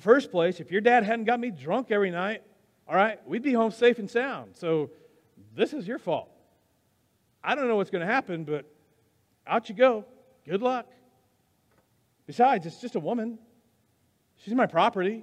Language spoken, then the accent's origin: English; United States; we're Americans